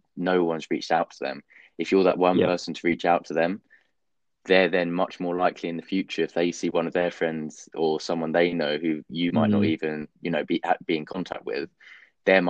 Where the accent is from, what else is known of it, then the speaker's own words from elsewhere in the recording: London, United Kingdom; I'm very sort of patriotic about being English, being a Londoner.